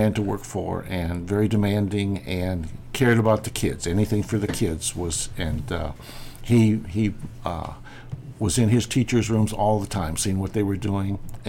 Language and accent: English; Hazleton, Iowa, United States; I grew up in Hazleton, which is not very far away from here, and a little town of 600.